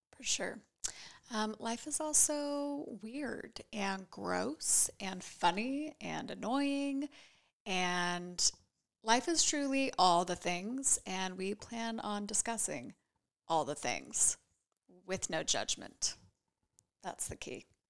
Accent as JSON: {"language": "English", "town": "Boise", "region": "Idaho", "country": "United States", "tie": "born or raised there", "also_born_or_lived": "San Francisco Bay Area", "moved": "as an adult", "said": "I was born and raised here in Boise."}